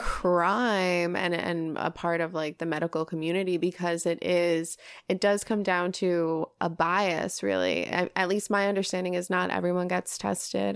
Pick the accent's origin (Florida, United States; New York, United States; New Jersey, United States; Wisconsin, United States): New York, United States; now in Los Angeles, United States; I come from a fantastic city. Yeah, New York.